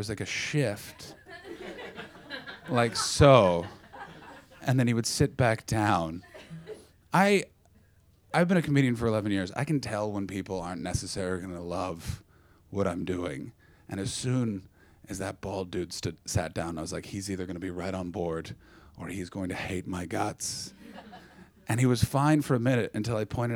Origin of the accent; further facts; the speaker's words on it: Ottawa, Ontario, Canada; moved away; my hometown of Ottawa